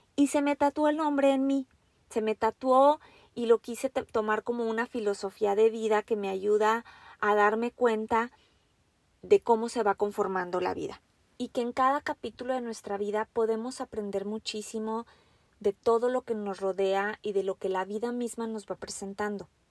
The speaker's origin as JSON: {"language": "Spanish", "country": "Mexico", "moved": "yes", "lives_now": "Washington, United States", "said": "yo soy una mujer mexicana. Actualmente me encuentro viviendo en los Estados Unidos, muy, muy al norte en el estado de Washington"}